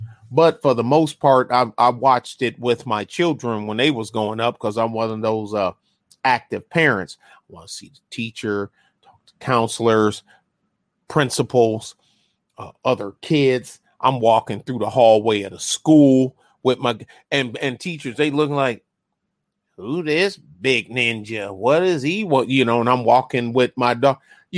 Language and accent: English; Detroit, Michigan, United States; now in San Antonio, United States; I saw enough bad stuff growing up in Detroit and then living on San Antonio's east side during the end of the crack era.